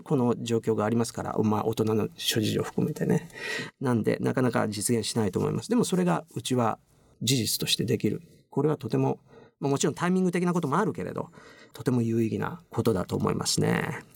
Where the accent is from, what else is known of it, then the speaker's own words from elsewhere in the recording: Japan; 我々日本人